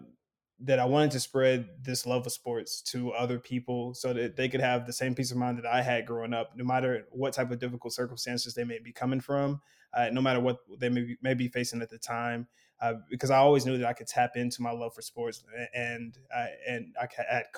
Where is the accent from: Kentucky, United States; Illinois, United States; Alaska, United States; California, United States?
Kentucky, United States; Lexington; now in Chicago, United States; I'm from Lexington, Kentucky, and I grew up with a single mother and my two brothers